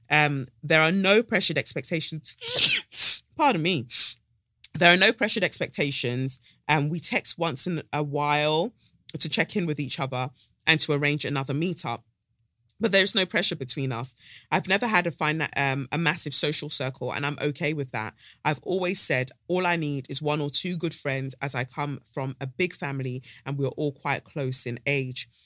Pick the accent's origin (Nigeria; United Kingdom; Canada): United Kingdom; Peckham, London; So I grew up in Peckham and we lived there for almost 20 years.